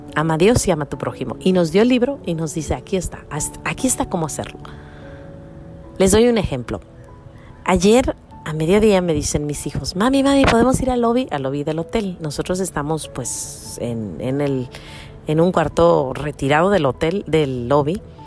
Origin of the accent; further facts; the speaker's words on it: Mexico; now in United States; En mi pueblo, cuando yo estaba creciendo, todo el mundo andaba en la calle, todos los chiquillos andaban corriendo. Eran los ochentas, estamos hablando de México en los ochentas